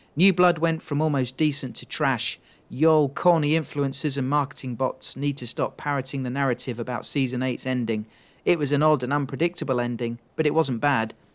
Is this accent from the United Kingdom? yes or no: yes; England, United Kingdom; accent: English; my English accent